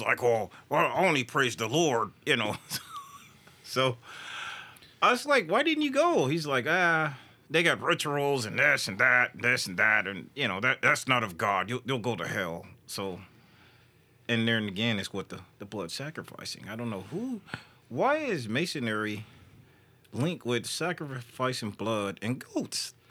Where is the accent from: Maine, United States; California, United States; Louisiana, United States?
California, United States; moved away; I come from California